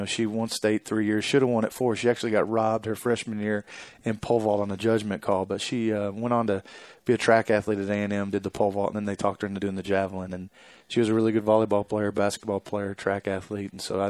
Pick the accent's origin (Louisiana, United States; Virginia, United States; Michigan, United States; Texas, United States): Texas, United States; Central; also born or lived in Bell County, Texas / Clifton, Texas / Rosebud-Lott, Texas / Lampasas, Texas; I was born in Bell County.